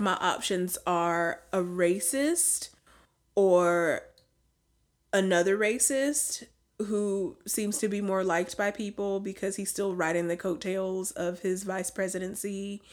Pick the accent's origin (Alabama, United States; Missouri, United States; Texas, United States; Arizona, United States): Alabama, United States; we're from the United States, but now because we're from Alabama.